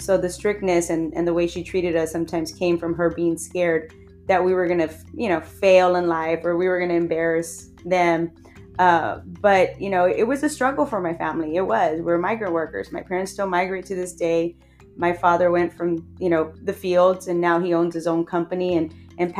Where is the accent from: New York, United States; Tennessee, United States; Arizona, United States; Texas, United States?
Texas, United States; Edinburg; I was born and raised in Edinburgh, Texas. I still live here in Edinburgh, Texas